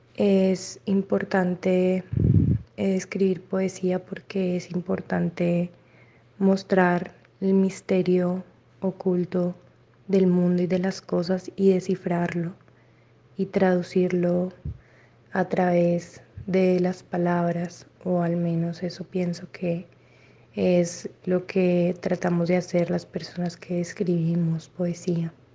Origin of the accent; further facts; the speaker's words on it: Cali, Valle del Cauca, Colombia; soy de Cali